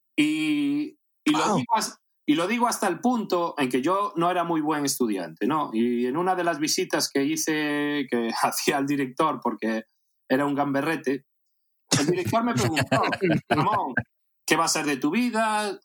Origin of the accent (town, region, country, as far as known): A Coruña, Galicia, Spain; born or raised there; moved away as an adult; also born or lived in Caracas, Venezuela / Las Palmas de Gran Canaria